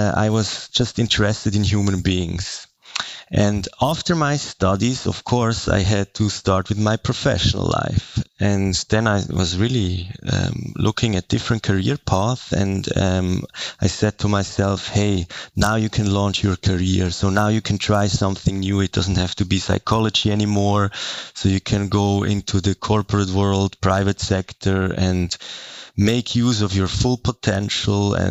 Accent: Zurich, Switzerland; I'm from the German part of Switzerland. I'm born and raised in Zurich.

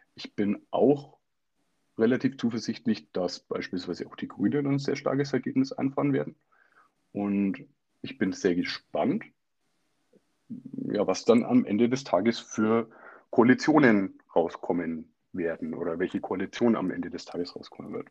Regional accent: Germany; bei uns in Deutschland

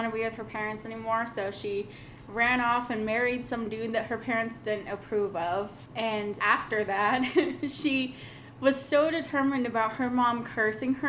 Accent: Oregon, United States; moved away; also born or lived in Kansas; I grew up in Oregon. I was born in Kansas

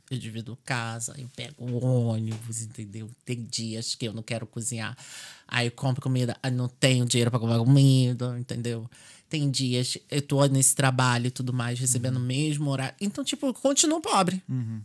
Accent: Brazil; now in Ireland; como era a minha vida no Brasil

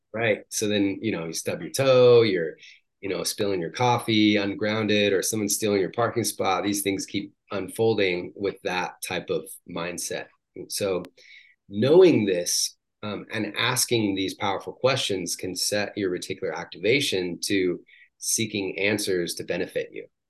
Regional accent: Washington, United States; moved away as an adult; also born or lived in San Diego; I grew up in Washington State

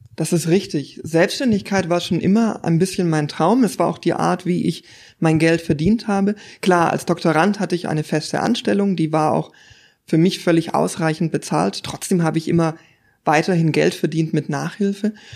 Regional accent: Stuttgart, Baden-Württemberg, Germany; moved away as an adult; now in Konstanz, Germany; ich komme ursprünglich aus der Gegend um Stuttgart

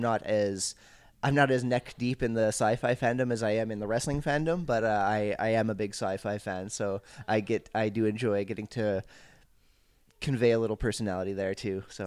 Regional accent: Montreal area, Quebec, Canada; I grew up off island.

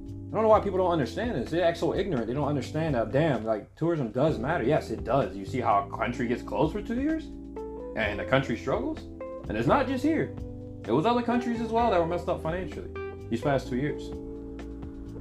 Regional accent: United States; moved away as an adult; now in Japan; I'm American.

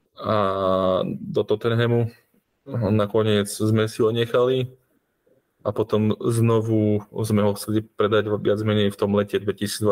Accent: Slovakia; aký sme my Slováci

